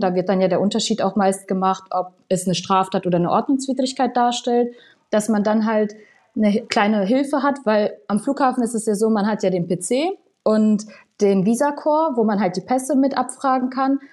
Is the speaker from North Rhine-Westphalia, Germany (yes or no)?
yes; Paderborn, North Rhine-Westphalia, Germany; moved away as an adult; now in Frankfurt am Main, Germany; ich komme eigentlich aus NRW, aus Paderborn